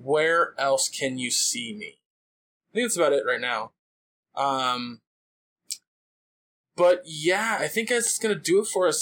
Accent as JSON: {"language": "English", "region": "California", "country": "United States", "said": "I'm Californian"}